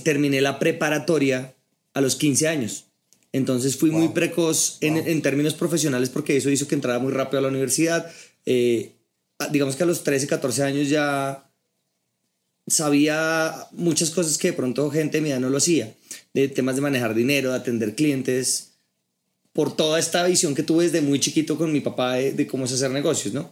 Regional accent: Bogotá, Colombia; soy bogotano, tengo 34 años

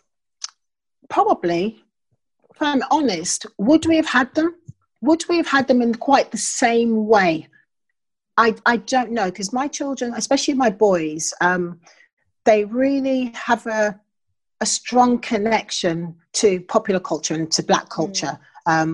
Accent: United Kingdom; I'm British. I was raised in this country

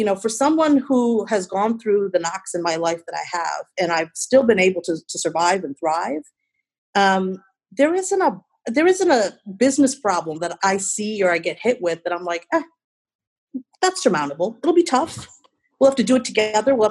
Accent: Chicago, Illinois, United States; also born or lived in India; my hometown, Chi-Town

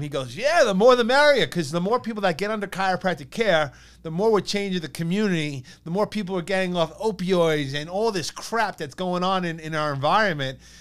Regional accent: East Meadow, New York, United States; growing up in East Meadow. But like my mom grew up in East Meadow, her parents grew up in East Meadow

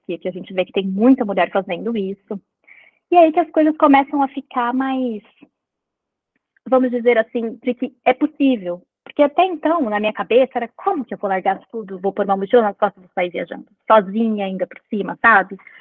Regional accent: São Paulo, Brazil; moved away as an adult; now in Vancouver, Canada; eu sou nascida e criada em São Paulo, mas eu moro em Vancouver, no Canadá, há oito anos já.

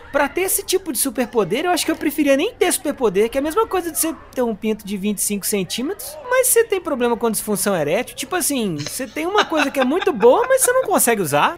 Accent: Brazil; Porque eu sou brasileiro

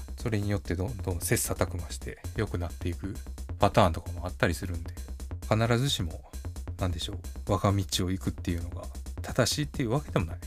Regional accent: Kansai, Japan; accent: Kansai intonation; 僕の関西のイントネーション

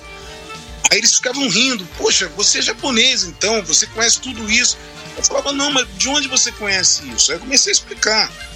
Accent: Brazil; eu cresci vendo essas, porque isso no Brasil foi muito forte

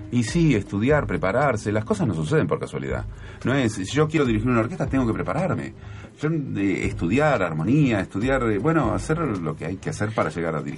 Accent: Buenos Aires, Argentina; yo nací en Devoto, en una familia eh, que que tenía pocas posibilidades económicas, que nos costaba un montón todo, que yo lo viví, eh, lo viví muchos años, hasta, no sé, hasta la adolescencia

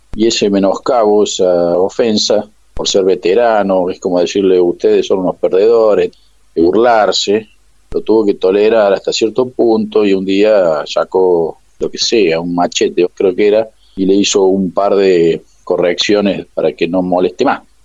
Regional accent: Córdoba, Argentina; yo soy cordobés

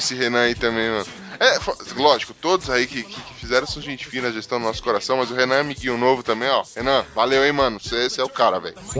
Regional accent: São Paulo, Brazil; Eu sou da ZL de São Paulo

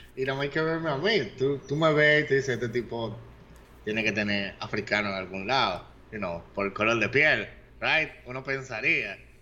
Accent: Dominican Republic; si los dominicanos somos o no somos negros, hay un movimiento aquí de gente que dice que los dominicanos somos africanos también

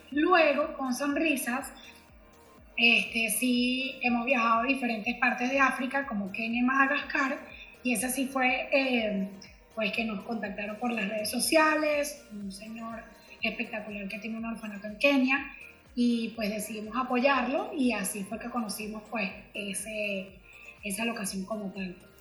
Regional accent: Venezuela; now in Miami, United States; Soy venezolana

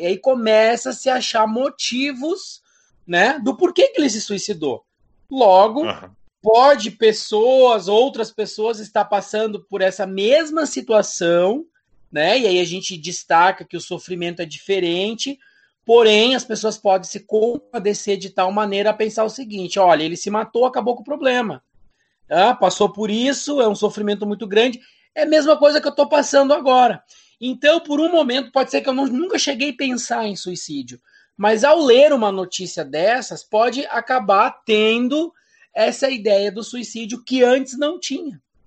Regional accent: Rio Grande do Sul, Brazil; now in Santa Catarina, Brazil; eu sou natural do Rio Grande do Sul

